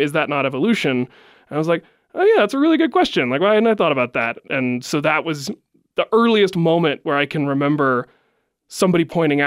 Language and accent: English; West Virginia, United States; moved away as an adult; also born or lived in California; growing up in West Virginia, you had to believe something